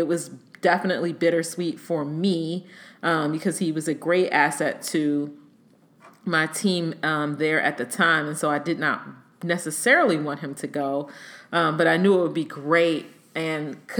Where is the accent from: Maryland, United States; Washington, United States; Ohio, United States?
Maryland, United States; moved away as an adult; also born or lived in Hampton, Virginia / Norfolk, Virginia; I'm from here. I'm from Maryland, where I am now